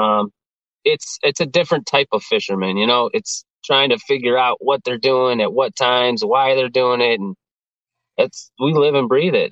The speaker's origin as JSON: {"language": "English", "town": "Geneva", "region": "Illinois", "country": "United States", "tie": "born or raised there", "said": "I grew up in Geneva"}